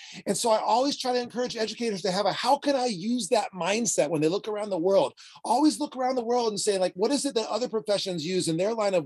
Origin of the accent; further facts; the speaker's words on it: San Diego, California, United States; I am from San Diego, California